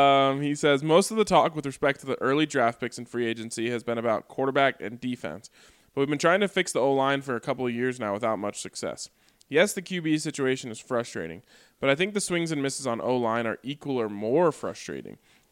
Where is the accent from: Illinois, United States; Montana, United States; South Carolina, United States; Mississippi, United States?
Montana, United States; I drink only bottled water because I grew, where I grew up in Montana.